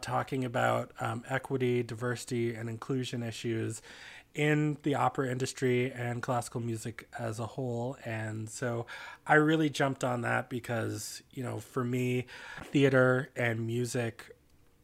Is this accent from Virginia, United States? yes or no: yes; Washington, D.C. area, suburbs in Virginia, United States; I also grew up in the suburbs in Virginia, much like Lee.